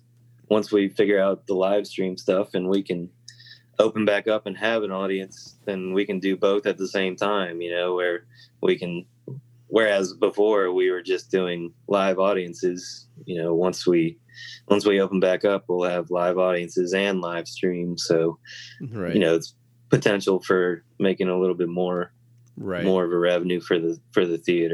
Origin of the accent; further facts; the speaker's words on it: Virginia, United States; also born or lived in Los Angeles; Yeah, I was actually born in Los Angeles. {S1} Oh, wow. {S2} And then I moved to Virginia when I was around 3.